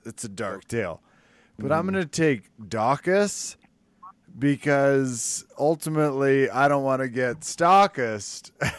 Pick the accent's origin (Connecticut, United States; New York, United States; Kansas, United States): Kansas, United States; I'm from Kansas.